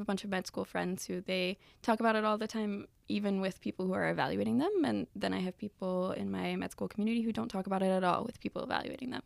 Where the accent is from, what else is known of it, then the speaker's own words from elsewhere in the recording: the South, United States; moved away as an adult; now in Michigan, United States; I actually grew up in the South